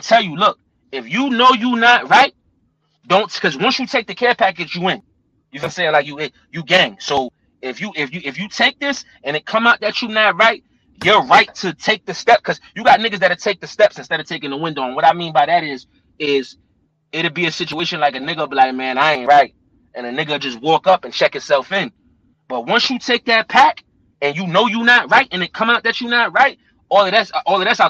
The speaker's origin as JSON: {"language": "English", "region": "New Jersey", "country": "United States", "said": "I'm from Jersey"}